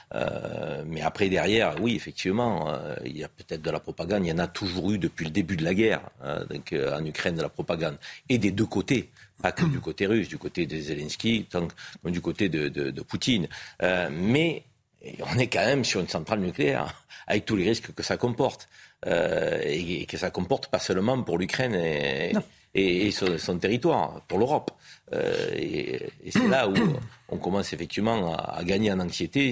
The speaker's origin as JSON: {"language": "French", "country": "France", "said": "On est français"}